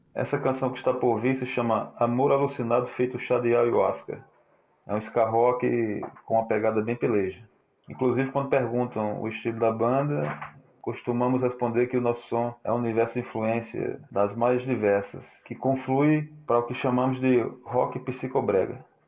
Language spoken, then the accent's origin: Portuguese; Ceará, Brazil; also born or lived in Paraíba / João Pessoa; now in Cajazeiras, Brazil; sou cearense, aparaibanado